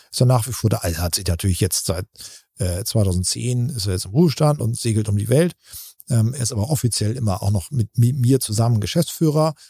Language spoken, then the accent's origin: German; Buxtehude, Lower Saxony, Germany; in Buxtehude angesiedelt und sind wirklich auf dem Betriebsgelände hatten wir ein Haus und da haben wir gewohnt und da bin ich äh, groß geworden.